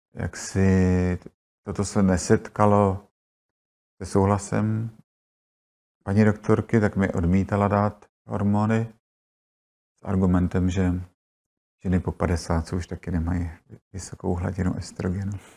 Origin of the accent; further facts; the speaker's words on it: Prague, Czechia; jsem se narodila u, u Apolináře, spadala teda na matriku Prahy 2